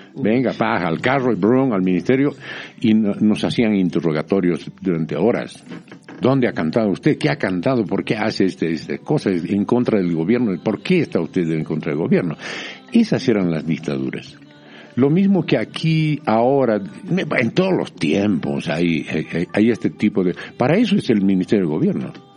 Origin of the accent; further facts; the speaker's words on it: Bolivia; also born or lived in France / Mexico; yo soy bien boliviano